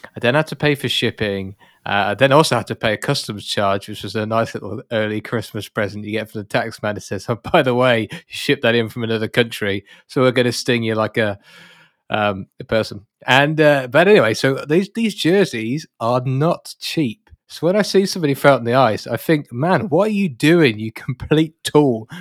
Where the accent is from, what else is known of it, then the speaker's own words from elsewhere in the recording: United Kingdom; I'm British